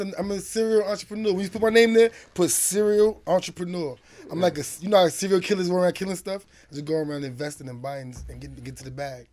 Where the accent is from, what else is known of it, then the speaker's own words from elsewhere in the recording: New York City, New York, United States; moved away; also born or lived in North Carolina; I was raised in the South and New York, so I got the best of both worlds